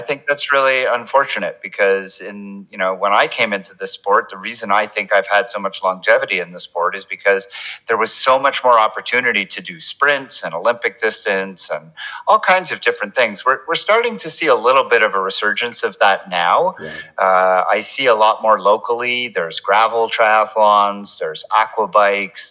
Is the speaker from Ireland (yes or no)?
no; Montreal, Quebec, Canada; I grew up in in Montreal in Canada, so my childhood was spent watching and playing hockey